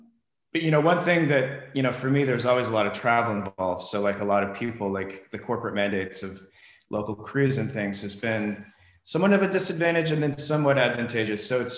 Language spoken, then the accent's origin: English; Midwest, United States; also born or lived in Los Angeles; now in Phoenix, United States; So I was, I went to school here, and then I'm originally from the Midwest.